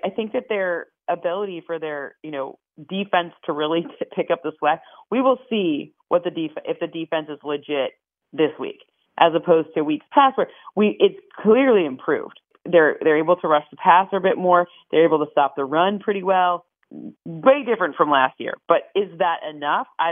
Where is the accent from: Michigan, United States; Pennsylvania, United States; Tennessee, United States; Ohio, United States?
Michigan, United States; I'm from Michigan